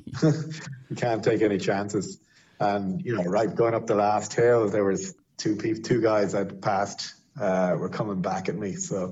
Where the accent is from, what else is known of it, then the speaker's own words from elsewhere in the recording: Ireland; being Irish